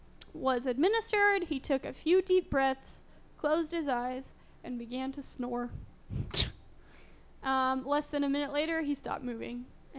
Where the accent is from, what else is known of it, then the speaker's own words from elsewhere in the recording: Bath, New York, United States; I'm from Bath, New York.